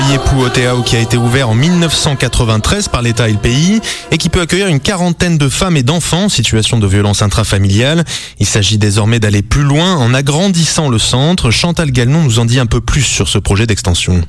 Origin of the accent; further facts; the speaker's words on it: French Polynesia; chez nous en Polynésie